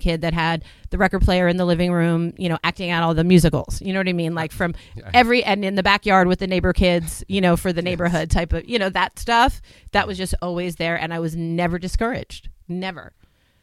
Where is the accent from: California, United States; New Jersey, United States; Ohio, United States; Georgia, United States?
New Jersey, United States; I grew up in New Jersey